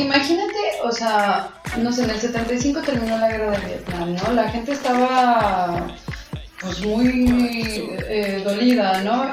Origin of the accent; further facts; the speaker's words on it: Mexico; nosotros como mexicanos